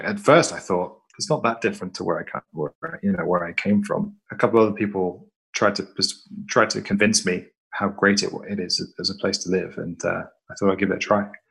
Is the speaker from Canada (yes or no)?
no; west of England, United Kingdom; also born or lived in London; I'm from a tiny village in the in the west part of England